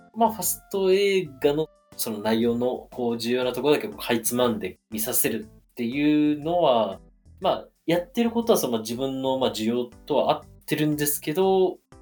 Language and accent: Japanese; Okayama, Japan; also born or lived in Tokyo; 今地元の岡山にいる